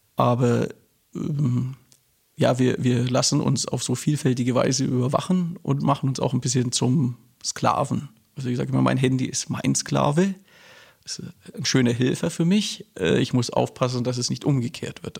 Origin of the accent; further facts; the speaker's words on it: Nuremberg, Bavaria, Germany; also born or lived in Berlin; dann haben mich meine Eltern nach Nürnberg verschleppt. Und ich bin eigentlich ein sozialisierter Franke.